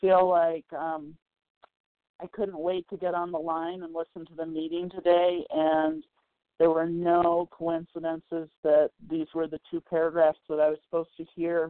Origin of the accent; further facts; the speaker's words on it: Minnesota, United States; I'm calling from Colorado, from originally from Minnesota, but I'm on vacation right now